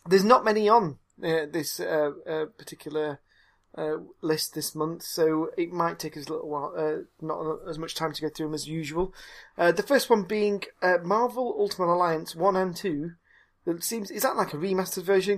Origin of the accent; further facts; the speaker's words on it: Nottingham, East Midlands, United Kingdom; when I was a kid, I grew up in Nottingham